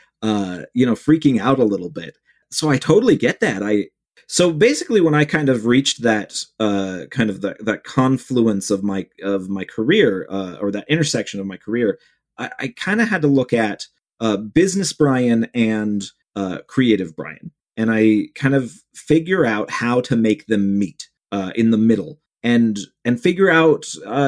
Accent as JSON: {"language": "English", "town": "Cleveland", "region": "Ohio", "country": "United States", "tie": "born or raised there", "said": "my hometown of Cleveland"}